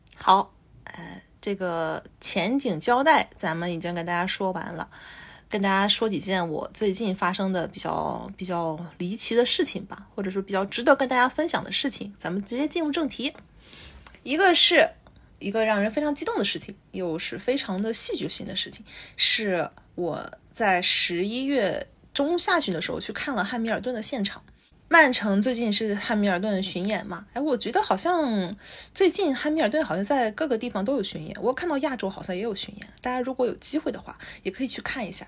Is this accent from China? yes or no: yes; China; moved away; 我还从国内带来的